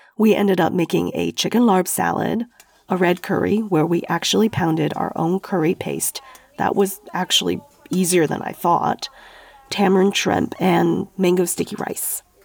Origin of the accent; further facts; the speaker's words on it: Sichuan, China; I'm from Sichuan, the chili capital of China